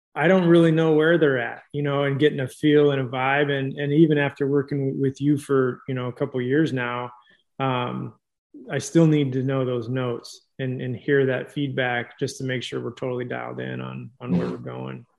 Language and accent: English; California, United States; I'm from California